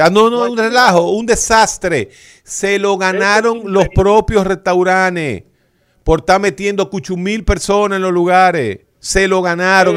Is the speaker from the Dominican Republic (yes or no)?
yes; Santo Domingo Oeste, Distrito Nacional, Dominican Republic; yo que soy de Santo Domingo Oeste